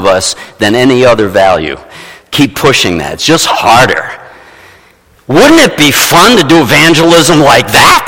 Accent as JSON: {"language": "English", "town": "New York City", "region": "New York", "country": "United States", "moved": "yes", "said": "I was from New York City"}